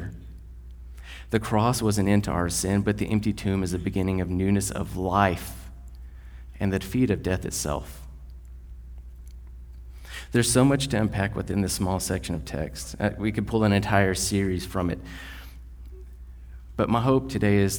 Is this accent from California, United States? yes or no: no; West Texas, United States; We are white guys from West Texas